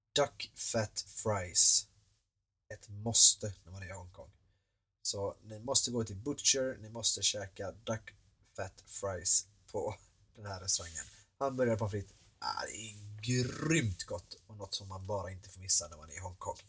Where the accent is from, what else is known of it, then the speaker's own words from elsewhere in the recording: Sweden; här hemma i Sverige